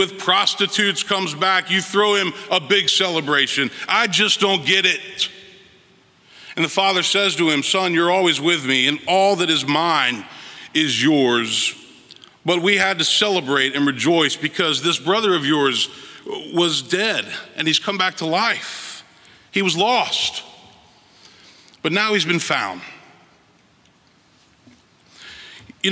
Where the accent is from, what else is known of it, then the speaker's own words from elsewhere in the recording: Memphis, Tennessee, United States; moved away as an adult; also born or lived in Fort Worth, Texas / Vail, Colorado / Princeton, New Jersey / New York City; now in Nashville, United States; I moved back home to my hometown, Memphis, Tennessee.